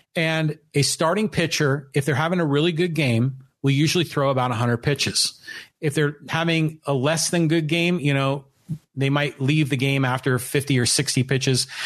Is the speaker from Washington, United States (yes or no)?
no; San Francisco, California, United States; also born or lived in San Diego; I was raised in San Francisco